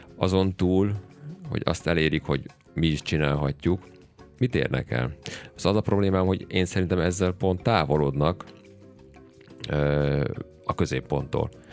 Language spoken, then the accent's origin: Hungarian; Hungary; mi magyarok